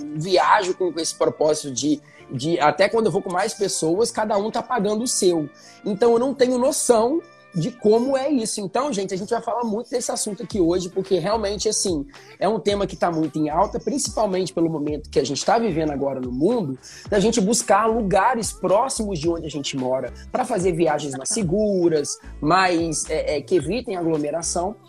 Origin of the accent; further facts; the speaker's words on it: Muriaé, Minas Gerais, Brazil; now in Rio de Janeiro, Brazil; pelo menos na minha região, lá em Muriaé